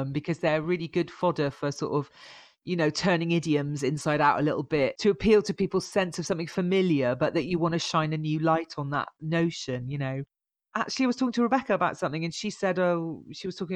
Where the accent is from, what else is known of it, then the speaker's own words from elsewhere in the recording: Bristol, South West England, United Kingdom; moved away as an adult; also born or lived in Birmingham; I was born in Bristol, so I'm a true Bristolian. I was here until I was 18, and then I moved to Birmingham to study